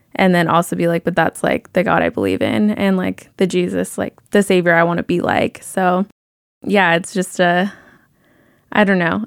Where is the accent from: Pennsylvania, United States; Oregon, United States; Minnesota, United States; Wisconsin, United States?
Oregon, United States; Sandy; also born or lived in Arizona; I was born in Arizona, but I grew up mostly in Oregon in Sandy. Um, so I moved here when I was five.